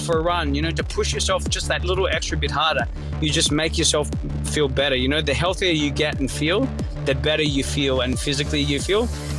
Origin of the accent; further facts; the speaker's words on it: Sydney, New South Wales, Australia; I'm from Sydney, Northern Beaches, so I'm used to just jumping in the water in my shorts up there.